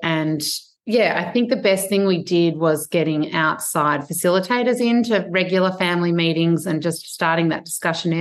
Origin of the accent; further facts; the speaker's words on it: north of Lake Bolac, Western Victoria, Australia; I grew up in Western Victoria, so just north of Lake Bolac, went to Ballora Primary School, had, great childhood on a sheep and cropping farm